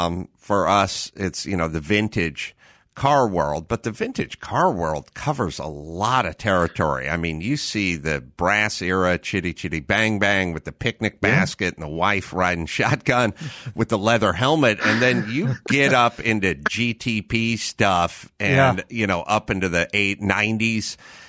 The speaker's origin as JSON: {"language": "English", "town": "North Hollywood", "region": "California", "country": "United States", "tie": "born or raised there", "said": "I'm not interested in tours of the house I grew up in North Hollywood."}